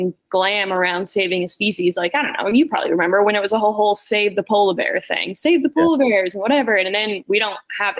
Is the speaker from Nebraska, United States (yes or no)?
no; Maine, United States; moved away; I'm from Maine. I'm not from the Southeast.